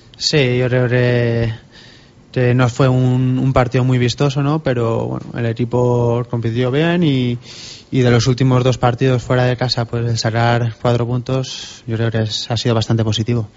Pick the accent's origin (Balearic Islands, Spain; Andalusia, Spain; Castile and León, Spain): Balearic Islands, Spain; Binissalem; moved away; also born or lived in Barcelona / Huesca; Empecé jugando en el, en el equipo de mi pueblo